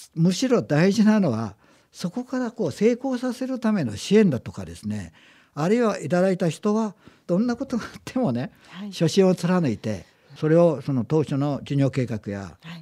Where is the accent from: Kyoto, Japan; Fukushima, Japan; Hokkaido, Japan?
Fukushima, Japan; Aizuwakamatsu; moved away; also born or lived in Gunma; あの生まれ育ちがあの福島県の会津なんですね